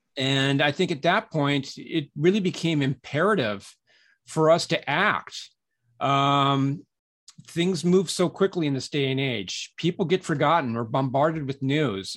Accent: Southern California, United States; moved away as an adult; also born or lived in San Francisco / New York City; I, I grew up in Southern California

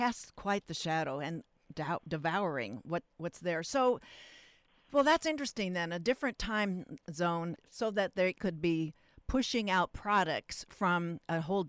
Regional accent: Pacific Northwest, United States; now in Irvine, United States; I'm from that from the Pacific Northwest

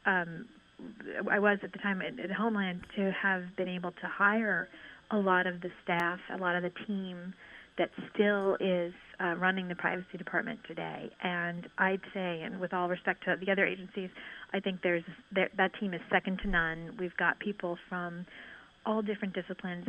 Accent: Northern Ireland, United Kingdom; moved away; also born or lived in New York; my experience having been born in Northern Ireland

